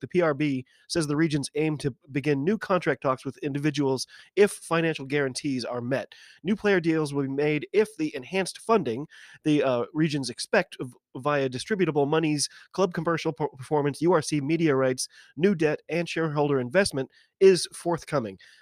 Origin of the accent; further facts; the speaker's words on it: United States; I'm an American